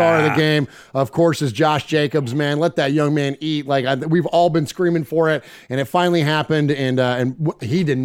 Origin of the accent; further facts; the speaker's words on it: San Jose, California, United States; I'm born and raised in San Jose